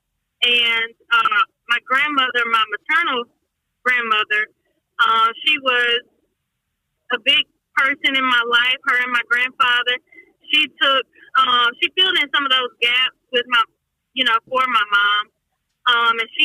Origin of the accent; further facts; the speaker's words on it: Mobile, Alabama, United States; I am originally from Mobile, Alabama, born and raised